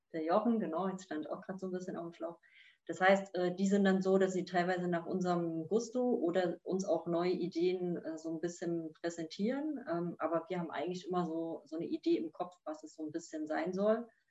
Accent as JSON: {"language": "German", "region": "East Germany", "country": "Germany", "tie": "born or raised there", "said": "als gebürtige Ostdeutsche"}